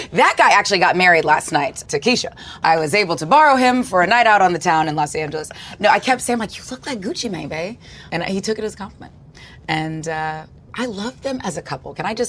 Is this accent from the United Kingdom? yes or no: no; Australia; I guess, like, you're forced to learn the didgeridoo as an Australian, because they all seem to know how to play it.